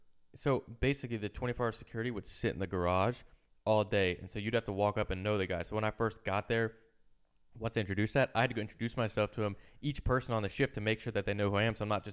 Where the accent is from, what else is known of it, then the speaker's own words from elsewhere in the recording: East Coast, United States; I'm from the East Coast.